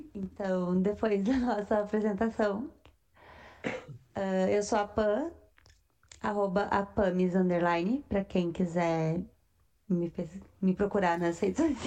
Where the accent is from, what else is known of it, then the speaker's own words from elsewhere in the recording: Rio Grande do Sul, Brazil; somos gaúchos